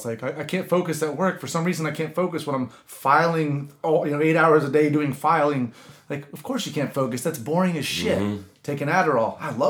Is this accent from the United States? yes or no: yes; the Bible Belt, United States; And I grew up in the Bible Belt, and I love that that gospel-haunted strip of them.